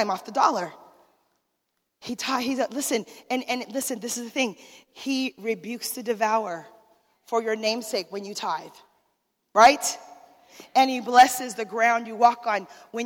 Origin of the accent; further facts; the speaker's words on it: Arizona, United States; I'm from Arizona